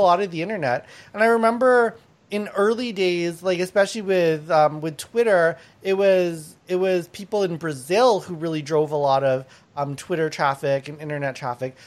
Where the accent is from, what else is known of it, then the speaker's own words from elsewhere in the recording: Thailand; now in Canada; I was born in Thailand, um, and my my family's from from Laos and Thai